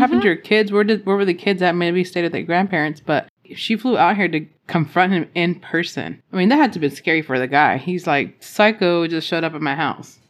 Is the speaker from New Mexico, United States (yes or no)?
yes; Roswell, New Mexico, United States; I grew up around Roswell, New Mexico